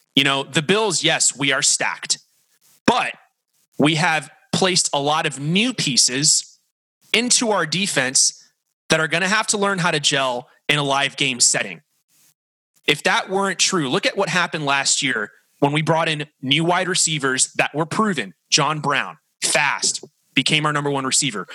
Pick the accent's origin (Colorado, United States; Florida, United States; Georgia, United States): Florida, United States; also born or lived in Buffalo, New York; I actually grew up in the same state